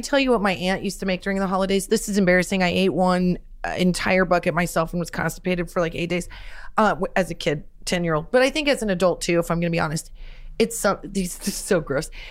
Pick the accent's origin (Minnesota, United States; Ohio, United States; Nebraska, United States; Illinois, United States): Nebraska, United States; growing up in Nebraska, my mom was a teacher and my dad sold cars